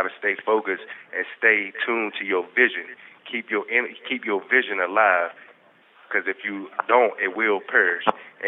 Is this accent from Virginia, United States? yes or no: yes; Martinsville, Virginia, United States; I'm from Martinsville, Virginia.